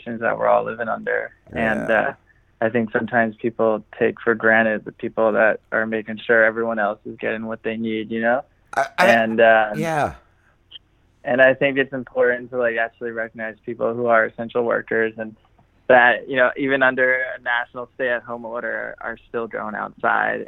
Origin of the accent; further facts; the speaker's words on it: Manahawkin, New Jersey, United States; moved away as an adult; also born or lived in San Francisco, California; now in California, United States; in my hometown, in Manahawkin